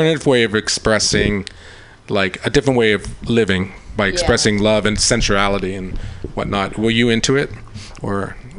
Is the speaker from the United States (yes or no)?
yes; Long Island, New York, United States; now in San Francisco, United States; I'm from Long Island.